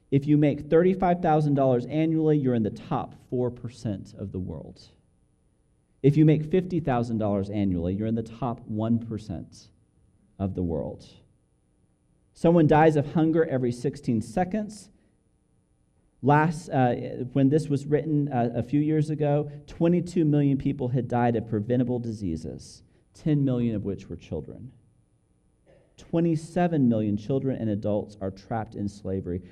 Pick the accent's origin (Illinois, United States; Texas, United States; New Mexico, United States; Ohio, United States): New Mexico, United States; Albuquerque; moved away as an adult; now in Dallas, United States; we grew up here in Albuquerque, and now we've moved to Dallas